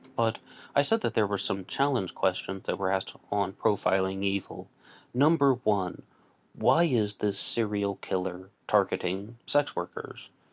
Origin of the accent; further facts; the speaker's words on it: West Virginia, United States; I am not a New Yorker. I'm a West Virginian